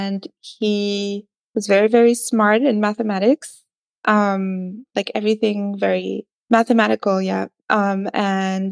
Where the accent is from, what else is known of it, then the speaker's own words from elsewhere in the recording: Paris, Île-de-France, France; I was born in Paris and I grew up in Paris